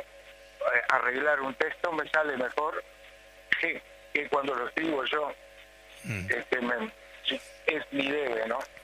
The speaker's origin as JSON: {"language": "Spanish", "town": "Fray Bentos", "region": "Río Negro", "country": "Uruguay", "moved": "as an adult", "said": "Estuve mucho, mucho tiempo afuera, yo creo que estuve del 78 al 87 que volví a Fray fuera"}